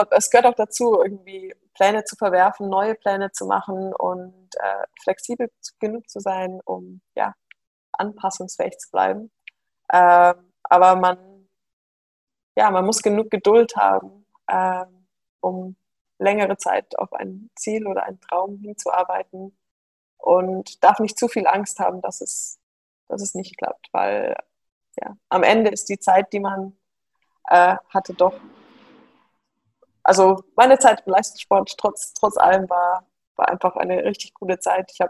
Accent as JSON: {"language": "German", "town": "Munich", "region": "Bavaria", "country": "Germany", "tie": "born there", "said": "Genau, also ich bin in München geboren äh, und es sind jetzt wieder alle zurück, die gesamte Familie, nur ich nicht."}